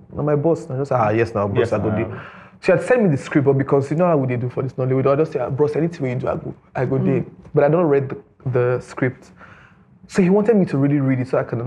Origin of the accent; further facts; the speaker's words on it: Warri, Delta, Nigeria; now in Lagos, Nigeria; I'm from Delta State, Nigeria